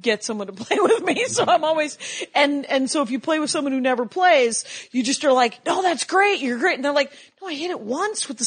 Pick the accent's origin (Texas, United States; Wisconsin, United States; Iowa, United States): Wisconsin, United States; I'm from Wisconsin